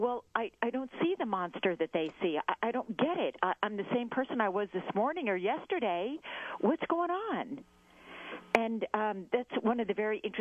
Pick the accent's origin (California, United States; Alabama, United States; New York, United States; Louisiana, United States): California, United States; Southern; I grew up in Southern California